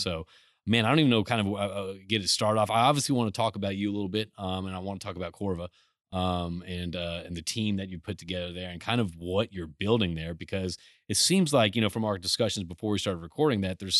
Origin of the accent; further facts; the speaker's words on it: Houston, Texas, United States; I'm from Houston